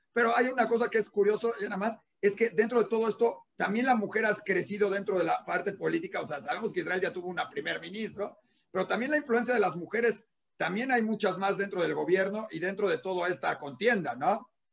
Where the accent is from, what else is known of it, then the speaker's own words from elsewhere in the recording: Mexico; en junio tenemos una elección importante